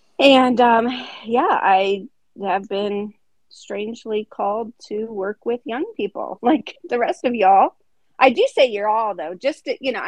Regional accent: Northeast Ohio, United States; accent: Midwestern; I'm from Northeast Ohio, which is even another different accent. And I have a husband of 30 years.

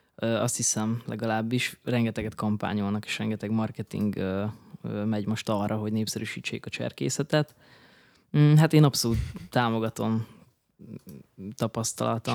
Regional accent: Berehove, Zakarpattia Oblast, Ukraine; moved away as an adult; also born or lived in Debrecen, Hungary; now in Budapest, Hungary; Ugye Beregszászon születtem, Kárpátalján, az Ukrajnának a legnyugatibb része

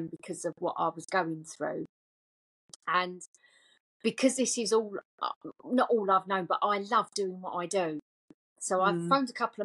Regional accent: Essex, East of England, United Kingdom; I'm obviously from Essex, as you can hear in the voice.

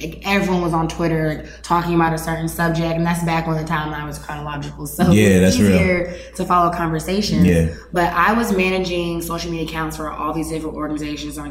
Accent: Raleigh, North Carolina, United States; moved away as an adult; also born or lived in Washington, D.C.; now in Austin, United States; I'm born and raised in North Carolina

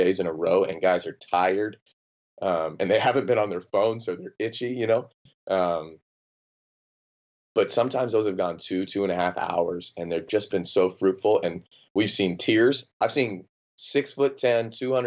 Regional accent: Phoenix, Arizona, United States; I'm a Phoenix Suns guy, born and raised in Phoenix

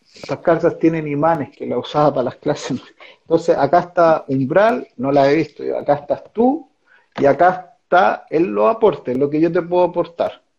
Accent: San Esteban, Valparaíso, Chile; moved away as an adult; also born or lived in Mexico; de, de San Esteban, donde yo crecí

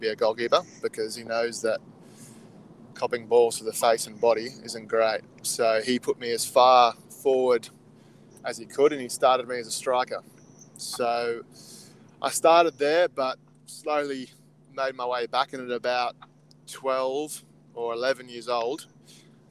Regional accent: Canberra, Australian Capital Territory, Australia; I grew up in Canberra

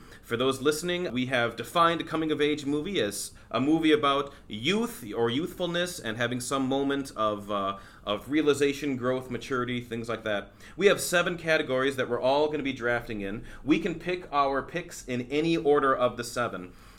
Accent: Houston, Minnesota, United States; And then finally, like, you know, I found that home and I was growing up in Houston, Minnesota.

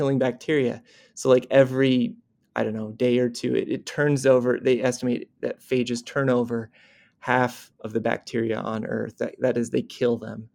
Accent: Corvallis, Oregon, United States; moved away; also born or lived in United Kingdom; I'm from Oregon, like you said, from Corvallis, Oregon. I was born there in 1985

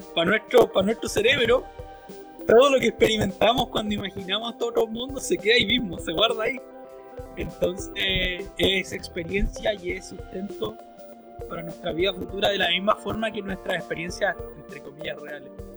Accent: Chile; la gente de mi pueblo, para, para la gente de Chile

